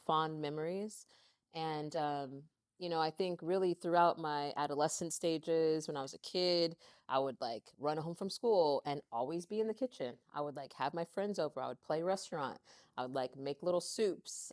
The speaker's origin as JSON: {"language": "English", "town": "Lancaster", "region": "California", "country": "United States", "tie": "born or raised there", "lives_now": "Santa Monica, United States", "said": "we grew up in Lancaster, I moved out here to L A when I was seventeen"}